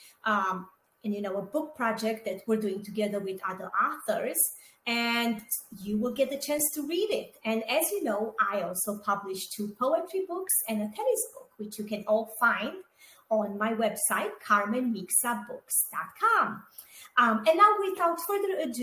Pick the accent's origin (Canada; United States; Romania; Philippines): Romania; moved away; I was born and raised in Romania, and I grew up during communism there.